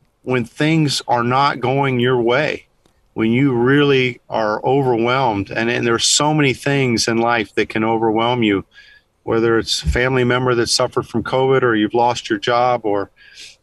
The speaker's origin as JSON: {"language": "English", "region": "Kansas", "country": "United States", "tie": "born or raised there", "moved": "as an adult", "lives_now": "Texas, United States", "said": "I grew up in Kansas"}